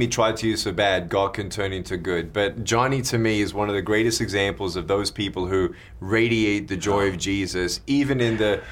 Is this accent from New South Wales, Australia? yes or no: no; Melbourne, Victoria, Australia; I was born in Melbourne, Australia in 1982.